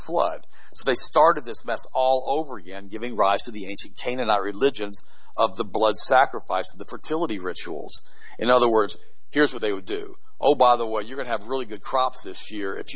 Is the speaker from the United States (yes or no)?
yes; United States; I was born in the United States 10 years after the war was over with the 1955